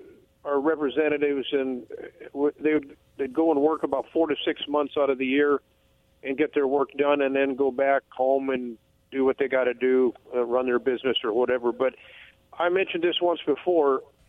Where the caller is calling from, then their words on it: Umatilla, Oregon, United States; again from Umatilla.